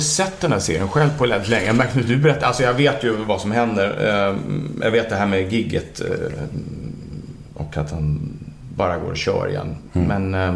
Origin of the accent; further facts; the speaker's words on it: Täby, Stockholm County, Sweden; jag och Jonas har ju gått i samma skola mm. i Täby